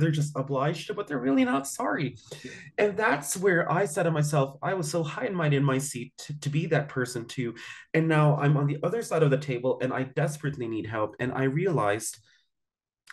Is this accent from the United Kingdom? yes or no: no; Philippines; also born or lived in southern United States; I'm originally from the Philippines, but my roots come from the southern part of the United States, so we're southern.